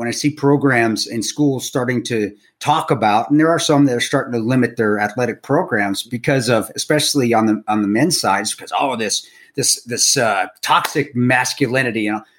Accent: Provo, Utah, United States; moved away; also born or lived in Colorado; I was growing up at BYU

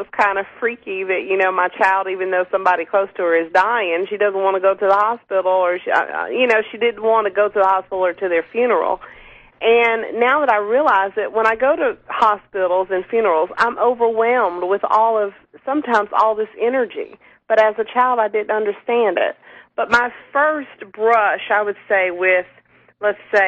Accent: the South, United States; growing up in the South where I live

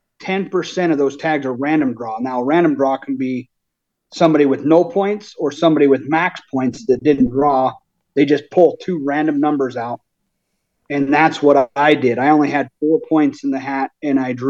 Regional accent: Thermopolis, Wyoming, United States; I'm from Thermopolis, Wyoming. I'm 39, born and raised right here in Wyoming

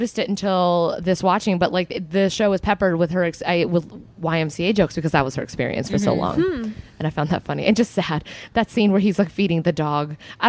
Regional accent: Orange County, California, United States; Being an Orange County kid

